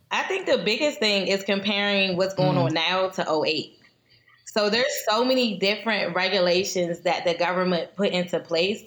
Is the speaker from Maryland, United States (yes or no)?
yes; Prince George's County, Maryland, United States; we're both from Prince George's County